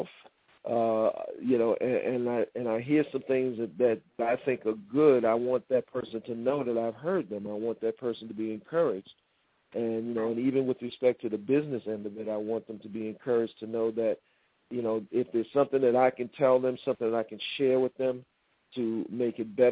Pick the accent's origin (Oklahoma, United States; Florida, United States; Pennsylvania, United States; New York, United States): New York, United States; New York City; I'm born and raised in Harlem